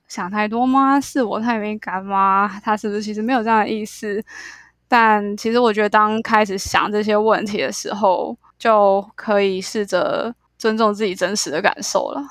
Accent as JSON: {"language": "Chinese", "country": "Taiwan", "tie": "born or raised there", "also_born_or_lived": "New York, United States", "said": "我其实就是土生土长的台湾人"}